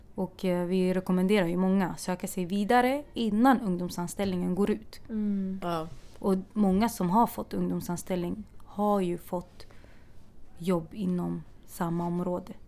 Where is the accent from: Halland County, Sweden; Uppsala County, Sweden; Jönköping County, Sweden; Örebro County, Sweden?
Örebro County, Sweden; Örebro; moved away as an adult; now in Stockholm, Sweden; Jag kommer från Örebro från början